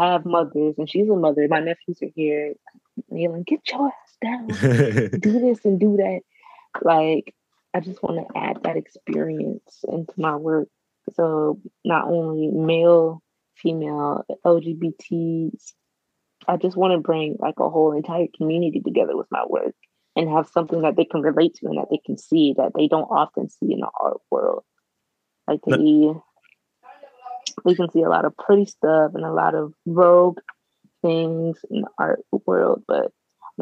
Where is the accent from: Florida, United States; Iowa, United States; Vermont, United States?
Florida, United States; a woman that's Black growing up in the South, in a small town in Florida